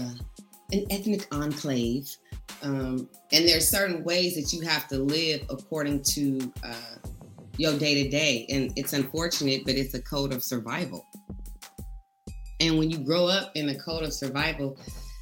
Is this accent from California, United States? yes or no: yes; Oakland, California, United States; also born or lived in Richmond, California; growing up in Richmond, growing up in Oakland